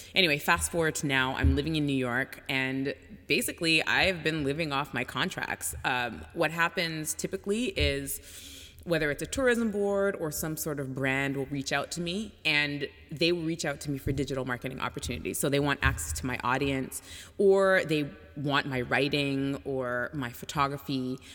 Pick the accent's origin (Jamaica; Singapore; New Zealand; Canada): Canada; Toronto, Ontario; moved away as an adult; also born or lived in France / Mexico / Hong Kong / England; now in United States; I grew up in Toronto.